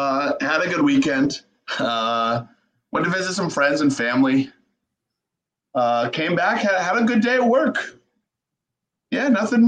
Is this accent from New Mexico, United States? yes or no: no; Denver, Colorado, United States; moved away; growing up in Denver was awesome. I lived in Denver for 15 years.